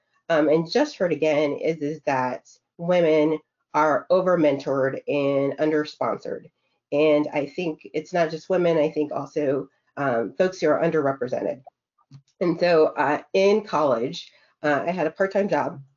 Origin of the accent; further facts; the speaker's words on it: Minnesota, United States; I grew up in Minnesota